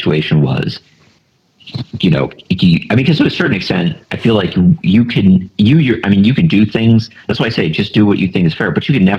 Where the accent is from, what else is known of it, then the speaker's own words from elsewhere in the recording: the North, United States; born there; I was born in the North, right? So obviously my side won.